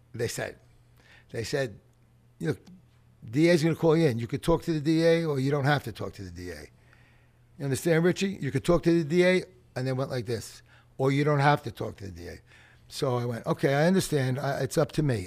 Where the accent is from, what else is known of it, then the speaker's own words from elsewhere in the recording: New York City, New York, United States; I grew up in playgrounds in the Bronx